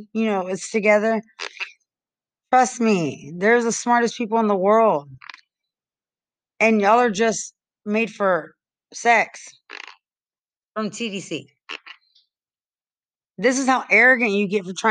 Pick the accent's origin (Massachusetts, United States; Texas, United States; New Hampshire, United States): Texas, United States; Lubbock; now in San Antonio, United States; I'm in San Antonio and I'm from Lubbock